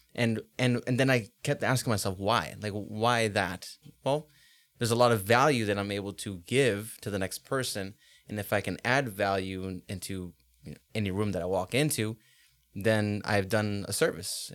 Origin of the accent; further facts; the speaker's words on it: Los Angeles, California, United States; now in Boise, United States; Los Angeles is my hometown. That's where I was born and raised, but this is where I grew up and grew into a man.